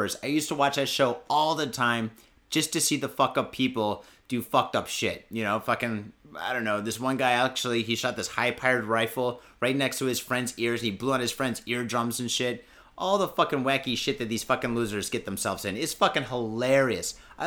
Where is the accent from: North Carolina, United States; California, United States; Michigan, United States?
Michigan, United States; now in Japan; I'm from Michigan.